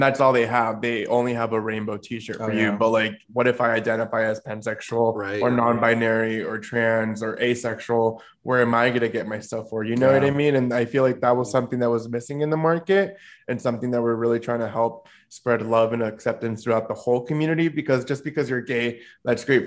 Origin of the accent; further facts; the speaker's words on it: Phoenix, Arizona, United States; now in New York City, United States; growing up in Phoenix, Arizona